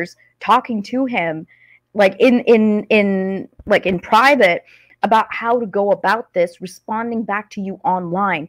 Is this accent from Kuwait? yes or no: yes; Kuwait; I'm actually from Kuwait